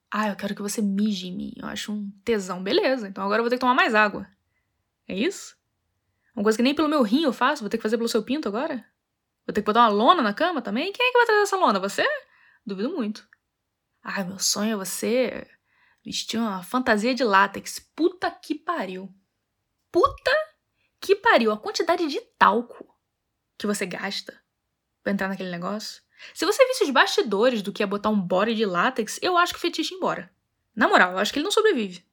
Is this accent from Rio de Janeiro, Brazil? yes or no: yes; Rio de Janeiro, Brazil; moved away; also born or lived in Europe; sou carioca